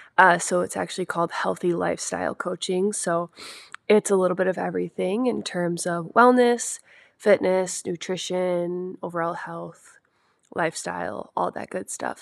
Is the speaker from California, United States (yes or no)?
no; Wisconsin, United States; I'm from Wisconsin, born and raised, lived here my whole life